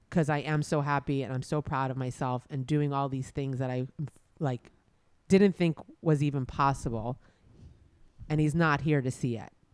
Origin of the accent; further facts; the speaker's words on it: New York, United States; growing up in New York